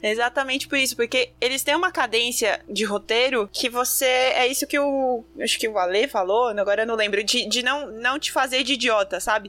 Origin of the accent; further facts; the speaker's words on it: Brazil; sou do Brasil